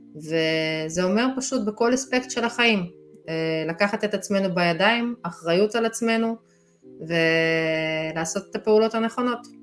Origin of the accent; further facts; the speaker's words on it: Israel; אנחנו ישראלים